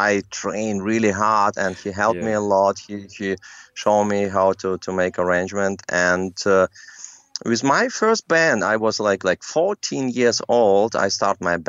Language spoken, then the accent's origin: English; Minsk, Belarus; English is a second language; moved away; also born or lived in Germany; in my hometown in Belarus, in Minsk